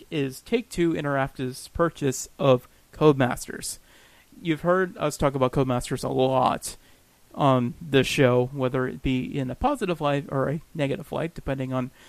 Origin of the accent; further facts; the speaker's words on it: Pennsylvania, United States; I'm from Pennsylvania.